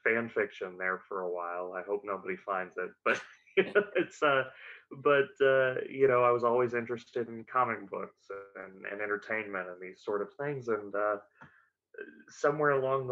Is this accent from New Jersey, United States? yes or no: no; Hot Springs, Arkansas, United States; I was born and raised in Hot Springs, Arkansas